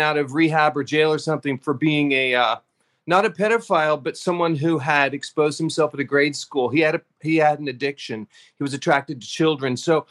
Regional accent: Kansas, United States; moved away; also born or lived in New York; I've lived in New York, so I guess you could say I'm from New York. But I grew up in Kansas

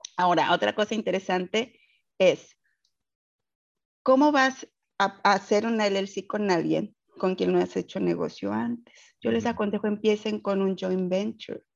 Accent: Mexico City, Mexico; moved away as an adult; now in Houston, United States; soy originaria de la Ciudad de México y radico en Houston, Texas, desde hace aproximadamente 12 años.

